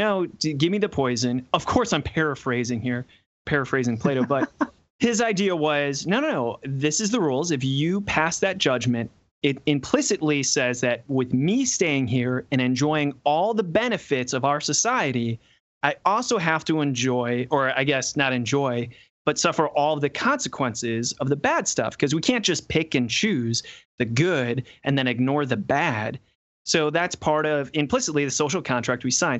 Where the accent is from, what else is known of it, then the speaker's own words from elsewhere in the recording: Cleveland, Ohio, United States; I'm from Cleveland